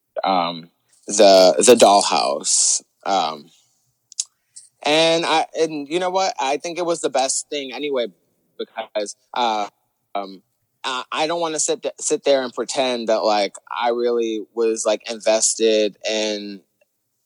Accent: New York, United States; we're New Yorkers. Like, we have that edge to us

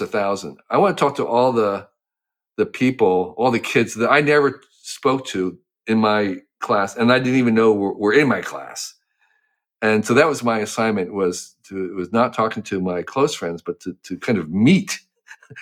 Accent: Western New Jersey, United States; I grew up in New Jersey

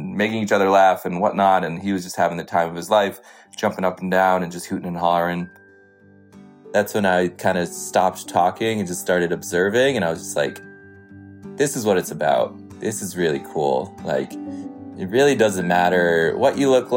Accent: Connecticut, United States; also born or lived in India / Vermont; I grew up in Connecticut and also partly in India

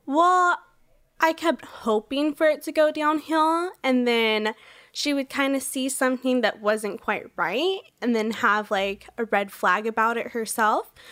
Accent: Orange County, California, United States; I grew up in Orange County, California

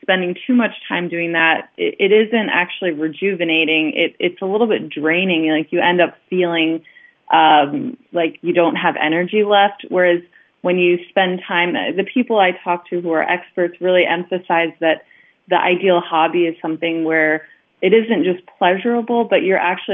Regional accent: Long Island, New York, United States; moved away as an adult; now in Budapest, Hungary; I'm originally from Long Island, New York

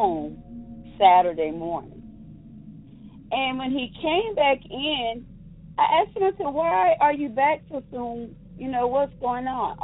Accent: Triad area, North Carolina, United States; I'm from North Carolina in the Triad area

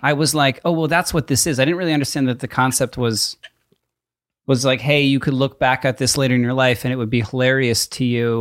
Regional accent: East Coast, United States; moved away; I grew up on the East Coast where we have basements

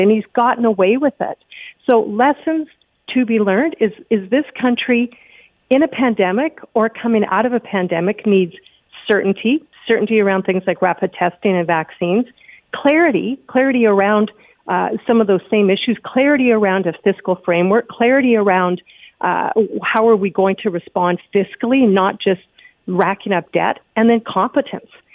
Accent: Manitoba, Canada; I'm from Manitoba.

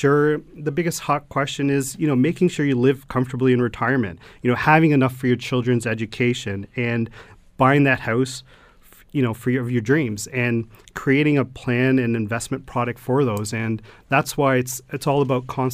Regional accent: Stoney Creek, Ontario, Canada; I grew up in Stoney Creek all my life and, you know, and married and children now

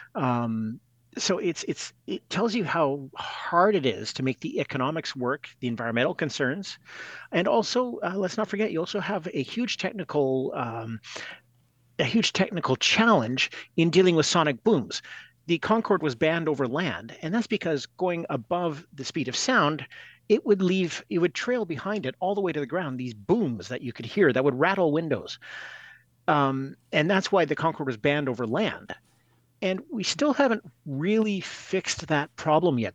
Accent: Edmonton, Alberta, Canada; I grew up in Edmonton.

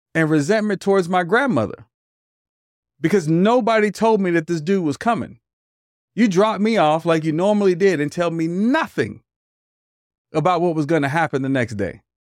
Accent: Hayward, California, United States; also born or lived in Oakland, California; I was raised back and forth between Oakland and Hayward

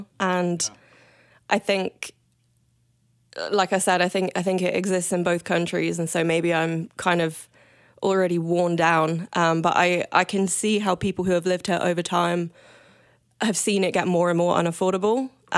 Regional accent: Coventry, West Midlands, United Kingdom; now in Vancouver, Canada; Coventry. It's right in the middle.

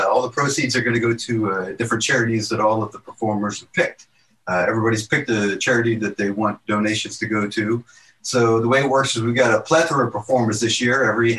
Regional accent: Virginia, United States; moved away; I grew up in Virginia, and Virginia was not known much for like college sports when I grew up.

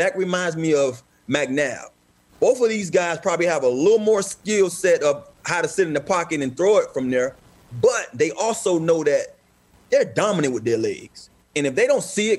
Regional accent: Miami, Florida, United States; I'm from Miami

